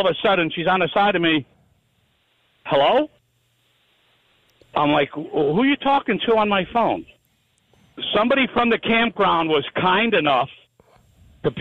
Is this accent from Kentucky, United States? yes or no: no; Boston, Massachusetts, United States; I'm from Boston